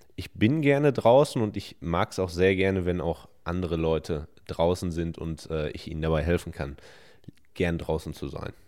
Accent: Hemer, North Rhine-Westphalia, Germany; 26 Jahre alt, 26,5 darf man noch sagen, und ich komme aus Hema im Sauerland

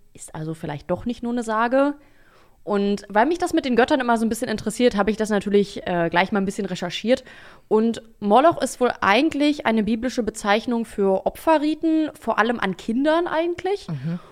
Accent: Berlin, Germany; ich bin in Berlin aufgewachsen

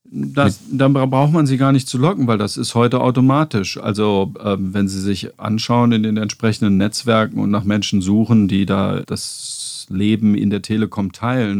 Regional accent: Saarland, Germany; moved away; ich bin im Saarland aufgewachsen

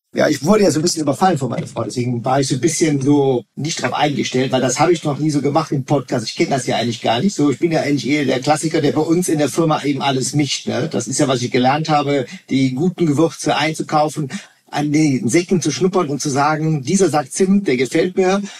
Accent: Rhineland, Germany; bei uns im Rheinland

